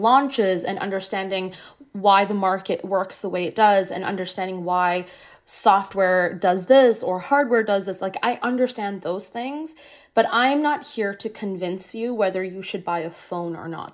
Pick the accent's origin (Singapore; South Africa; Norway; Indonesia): Singapore; also born or lived in Ottawa, Canada; now in Canada; I didn't grow up in Canada. I grew up in Singapore.